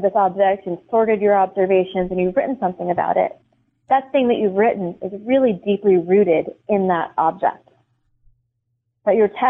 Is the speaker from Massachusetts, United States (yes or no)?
yes; Boston, Massachusetts, United States; now in Milwaukee, United States; That's where I'm from, Boston, but I live in Milwaukee now